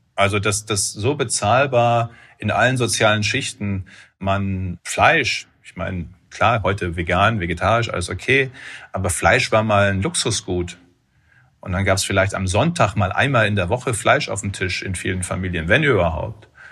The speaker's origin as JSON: {"language": "German", "area": "Münsterland", "region": "North Rhine-Westphalia", "country": "Germany", "said": "Ich komme aus dem Münsterland, ist eine der auch landwirtschaftlich intensivsten Regionen in Europa"}